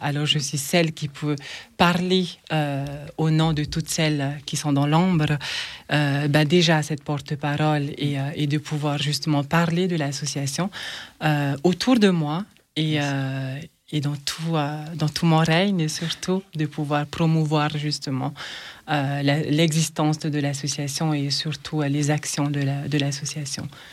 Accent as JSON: {"language": "French", "country": "French Polynesia", "moved": "yes", "lives_now": "France", "said": "chez moi, euh, à Tahiti"}